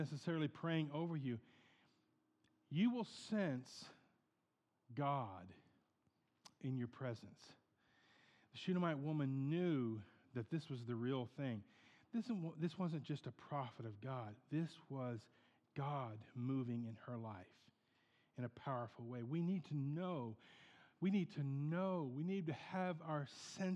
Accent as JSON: {"language": "English", "town": "Portsmouth", "region": "Ohio", "country": "United States", "tie": "born or raised there", "moved": "yes", "said": "We had a bread factory in Portsmouth, in my hometown in Ohio"}